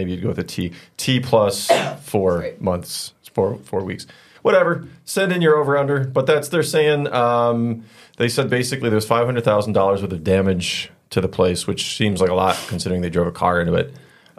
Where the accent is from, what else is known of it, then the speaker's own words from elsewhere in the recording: Midwest, United States; moved away; I'm Catholic from the Midwest.